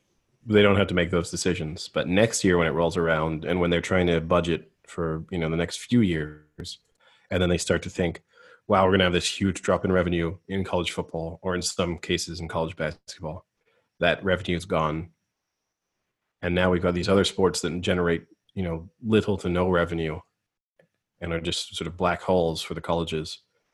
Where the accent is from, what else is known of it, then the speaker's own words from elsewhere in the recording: San Francisco, California, United States; Born and raised in San Francisco, as Tim always likes to say, but somehow not American.